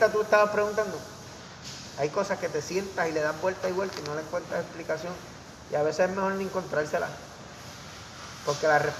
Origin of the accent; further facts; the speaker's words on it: Vega Baja, Puerto Rico; also born or lived in Carolina; Carolina, pero soy natural de Vega Baja.